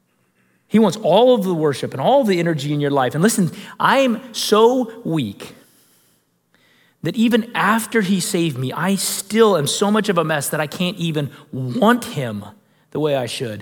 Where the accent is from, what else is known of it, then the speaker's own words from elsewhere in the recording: United States; American Christians